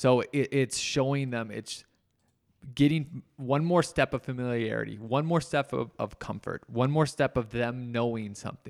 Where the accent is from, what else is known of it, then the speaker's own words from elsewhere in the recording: Minnesota, United States; I come from Minnesota. I've used Minnesota so many times when they're on the lake.